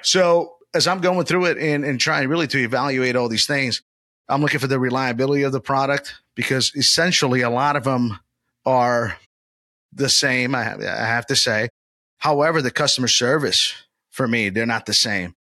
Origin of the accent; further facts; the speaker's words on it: Orlando, Florida, United States; my hometown, Old Town, Orlando, Florida